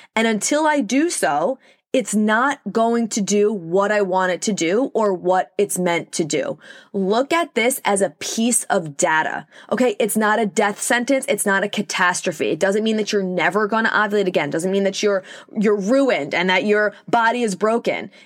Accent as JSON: {"language": "English", "area": "Long Island", "region": "New York", "country": "United States", "accent": "New York", "said": "if you couldn't tell by my accent, I'm from New York, specifically Long Island"}